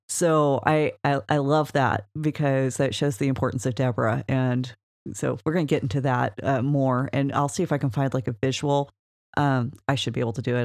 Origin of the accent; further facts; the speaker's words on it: Oklahoma, United States; We're from Oklahoma.